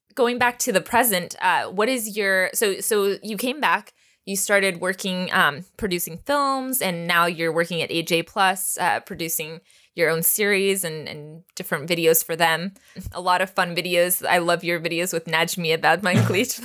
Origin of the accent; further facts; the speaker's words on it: Texas, United States; I grew up in Texas